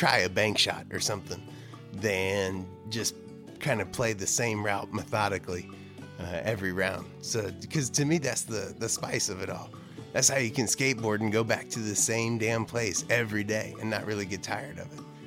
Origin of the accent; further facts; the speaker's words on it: Jacksonville, North Carolina, United States; I'm from Jacksonville, North Carolina. So southeastern North Carolina, about 15, 20 minutes from the coast, hour north of Wilmington